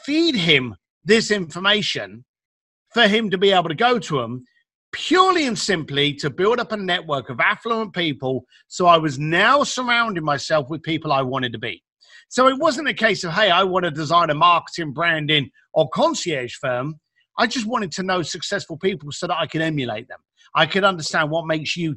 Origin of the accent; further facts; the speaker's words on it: London, United Kingdom; I'm a guy from East London, left school at the age of 15, started working with my parents on the building site